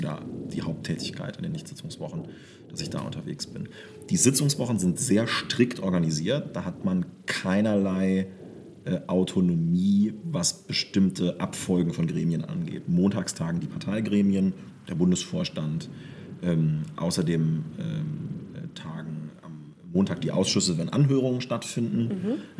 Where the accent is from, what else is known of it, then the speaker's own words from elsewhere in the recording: southern Lower Saxony, Germany; also born or lived in Wolfenbüttel; sind wir so richtig aufs Land nach Südniedersachsen gezogen